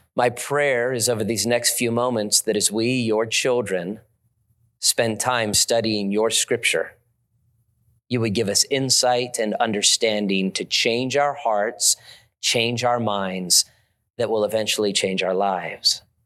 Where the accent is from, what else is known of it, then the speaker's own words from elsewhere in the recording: Las Vegas, Nevada, United States; I've been there my whole life, born and raised in Las Vegas